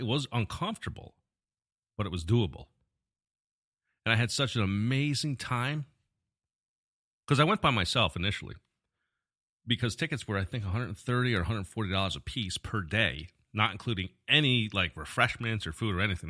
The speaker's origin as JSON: {"language": "English", "town": "Albany", "region": "New York", "country": "United States", "tie": "born or raised there", "moved": "as an adult", "lives_now": "Florida, United States", "said": "I was born and raised in New York. I grew up in the Albany area."}